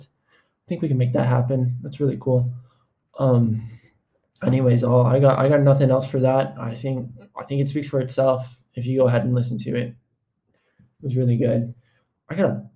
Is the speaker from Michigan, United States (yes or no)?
no; Florida, United States; now in Texas, United States; I was born in Florida